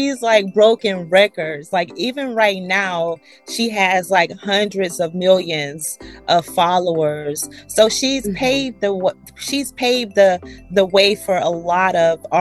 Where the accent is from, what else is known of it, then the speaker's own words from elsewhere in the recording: Jacksonville, Florida, United States; I'm from Jacksonville, Florida